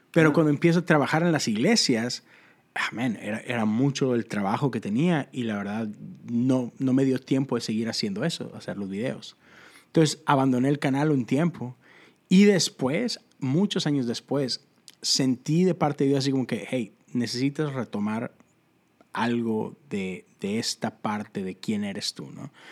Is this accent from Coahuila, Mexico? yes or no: no; Monterrey, Nuevo León, Mexico; Este, pues soy un vato de Monterrey, Nuevo León.